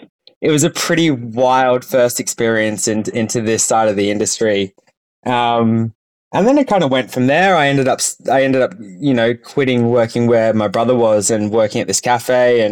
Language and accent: English; Sydney, New South Wales, Australia; Yeah, so I actually grew up in Sydney on the North Shore, and we were a big family.